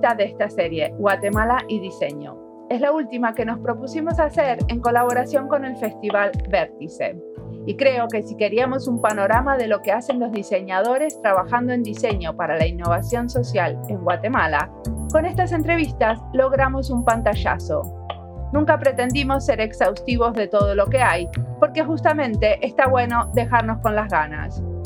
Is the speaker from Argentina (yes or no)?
yes; Argentina; soy argentina, viéndolo desde afuera